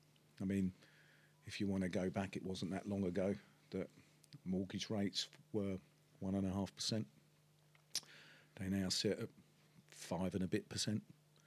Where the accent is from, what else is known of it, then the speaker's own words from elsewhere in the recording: London, United Kingdom; accent: Cockney; I come from the East End of London. I was born in Bart's Hospital, which in the sound of Bow Bells, and that makes me a true Cockney.